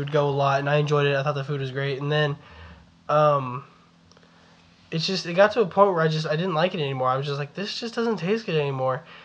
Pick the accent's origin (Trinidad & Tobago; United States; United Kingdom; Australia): United States; Texas; accent: Southern, Texan; spending the first 12 years of my life living with my grandparents in an actual town full of retired cowboys and farmers, that's all I knew about Texas